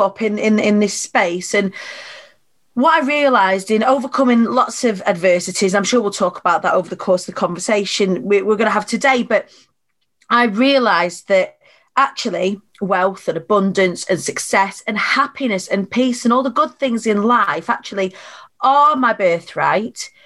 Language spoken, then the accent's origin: English; Preston, North West England, United Kingdom; I was born on the Council Estates of Preston